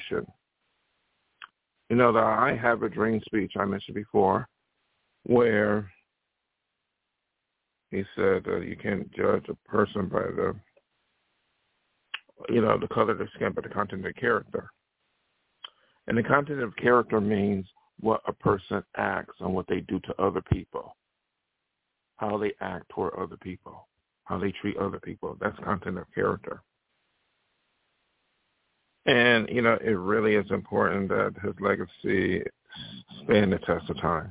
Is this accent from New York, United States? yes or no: yes; Buffalo, New York, United States; moved away; my hometown, Buffalo, New York